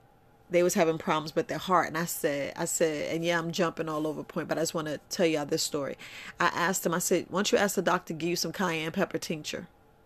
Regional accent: Bronx, New York, United States; like I was raised in the Bronx, New York, so you don't really hear anybody tell me, oh, I got a garden

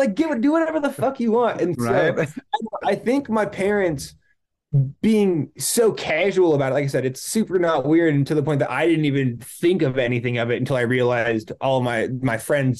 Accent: Kirkland, Washington, United States; I grew up in a suburb called Kirkland, Washington.

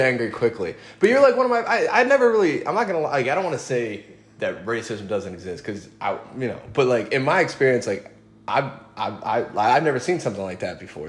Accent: New York, United States; I grew up in New York

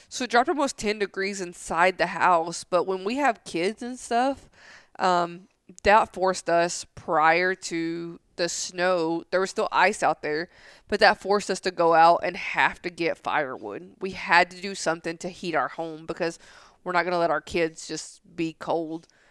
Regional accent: Tennessee, United States; now in San Angelo, United States; I grew up right next to a lake, so there's nothing different than this lake and Center Hill Lake, like, where I grew up in Tennessee

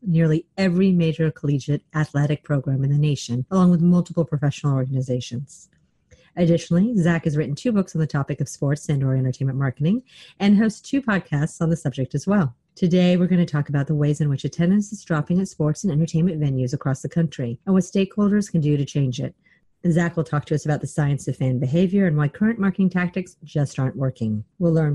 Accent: Texas, United States; I'm from Texas

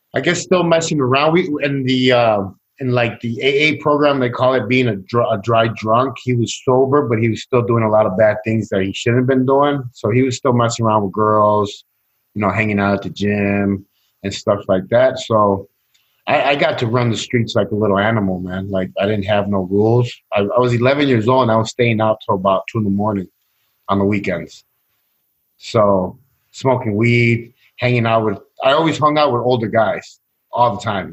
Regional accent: Chicago, Illinois, United States; I, I grew up in Chicago, um, Latino neighborhood, uh, Mexican uh, neighborhood

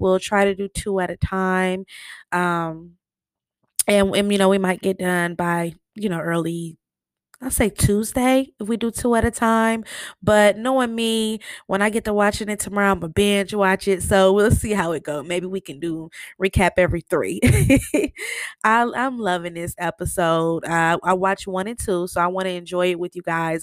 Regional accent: Michigan, United States; I'm from Michigan

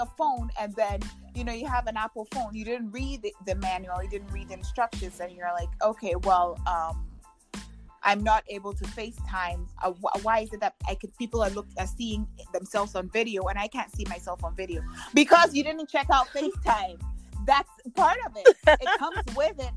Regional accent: Ghana; moved away as an adult; I'm Ghanaian actually. I grew up in, I lived and grew up in Ghana for first 18 years of my life.

